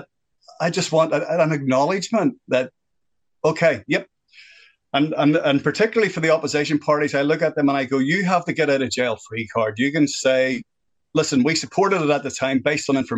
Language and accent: English; Northern Ireland, United Kingdom; moved away as an adult; now in New Zealand; I am originally from Northern Ireland. I lived through the worst part of the violence in Northern Ireland. I was 11 when that started off, and I left in 1988